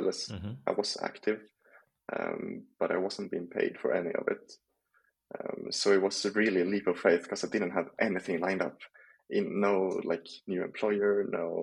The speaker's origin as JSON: {"language": "English", "town": "Sundsvall", "region": "Västernorrland County", "country": "Sweden", "tie": "born or raised there", "moved": "as an adult", "lives_now": "France", "said": "I moved from my home town in Sundsvall in Sweden to go to France."}